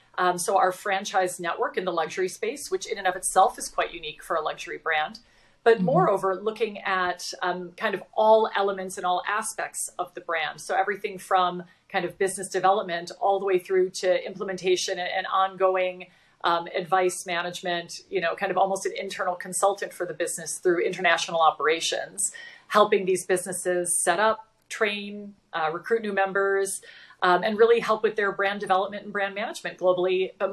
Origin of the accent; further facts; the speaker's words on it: Wisconsin, United States; also born or lived in Texas; So I am from Wisconsin originally, and then moved to Texas, where I went to school at the University of Texas in Austin.